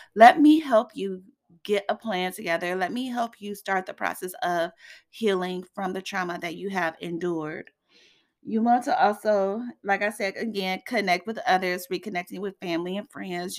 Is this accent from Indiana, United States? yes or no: yes; Indiana, United States; here in Indiana, in my hometown